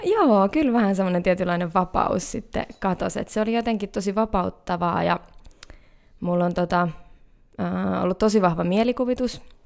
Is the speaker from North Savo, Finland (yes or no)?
no; Hämeenkyrö, Pirkanmaa, Finland; also born or lived in Greece / Cyprus / Tampere; now in Helsinki, Finland; mä oon kotoisin semmoiselta paikkakunnalta kuin Hämeenkyrö